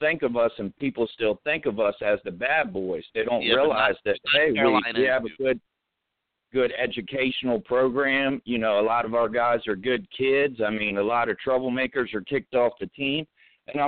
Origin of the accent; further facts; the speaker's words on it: Maryland, United States; I'm from Maryland